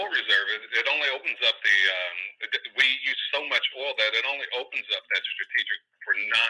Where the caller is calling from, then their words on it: Oakland, California, United States; Mike, … from Oakland.